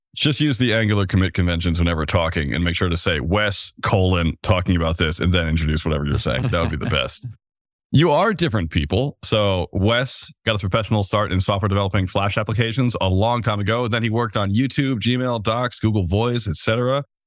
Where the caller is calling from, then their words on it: Vermont, United States; I'm calling in from Vermont